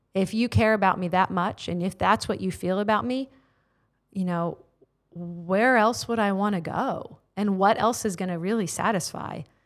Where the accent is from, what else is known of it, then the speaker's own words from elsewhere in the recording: United States; moved away as an adult; now in Tauranga, New Zealand; born and raised in the states